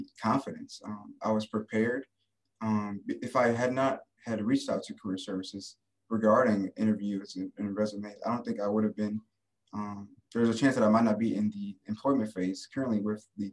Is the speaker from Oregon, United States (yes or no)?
no; Michigan, United States; moved away as an adult; now in Tiffin, United States; I am from Michigan.